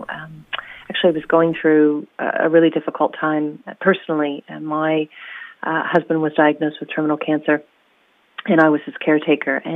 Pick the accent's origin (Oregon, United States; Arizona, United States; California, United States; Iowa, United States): Oregon, United States; now in New Zealand; Yes, uh, I'm originally from Oregon, and uh, I've settled in New Zealand. Uh, I moved actually to a sheep farm in Wellsford after uh, the first few years of living in New Zealand, and now I've uh, now I've moved to the shore.